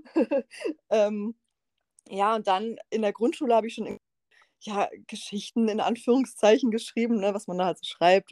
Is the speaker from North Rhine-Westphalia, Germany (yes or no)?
no; Freiburg, Baden-Württemberg, Germany; ich bin ja aus Freiburg